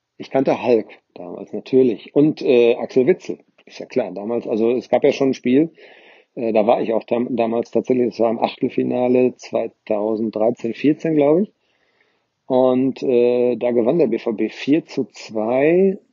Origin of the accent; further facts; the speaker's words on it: Ascheberg, North Rhine-Westphalia, Germany; now in Nordkirchen, Germany; jetzt von meiner Heimatgemeinde trennen